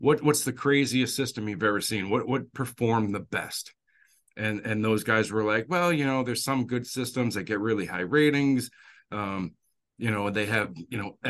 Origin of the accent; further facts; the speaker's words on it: Worcester, Massachusetts, United States; I was born and raised in Worcester, Massachusetts